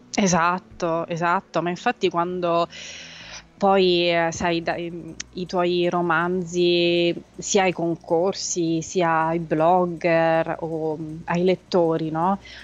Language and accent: Italian; Rome, Lazio, Italy; also born or lived in Pitigliano, Tuscany; io sono nata a Roma, cresciuta per metà a Roma e per metà in Toscana